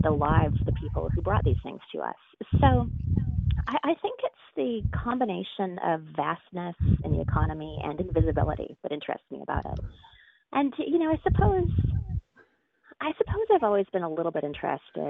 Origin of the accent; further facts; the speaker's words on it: Denman Island, British Columbia, Canada; moved away as an adult; also born or lived in Toronto / Montreal; now in New York City, United States; left Denman Island at 18 to go to school in Toronto